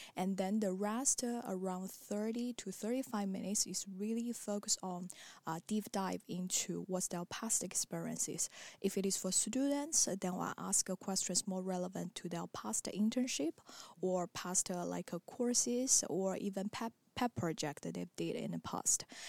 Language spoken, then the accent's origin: English; China; moved away as an adult; also born or lived in Marseille, France; now in Paris, France; I come from China